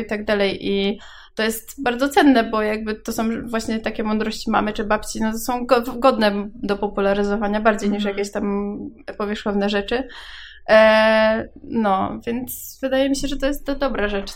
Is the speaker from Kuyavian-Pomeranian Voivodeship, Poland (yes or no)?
yes; Włocławek, Kuyavian-Pomeranian Voivodeship, Poland; ja pochodzę z Włocławka